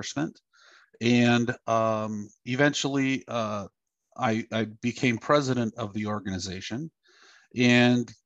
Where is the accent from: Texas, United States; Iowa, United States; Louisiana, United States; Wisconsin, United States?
Wisconsin, United States; Black River Falls; my hometown of Black River Falls, Wisconsin